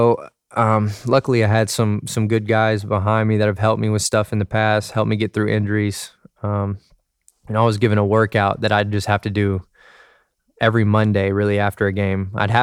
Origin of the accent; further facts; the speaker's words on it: Dallas, Texas, United States; I was from Dallas.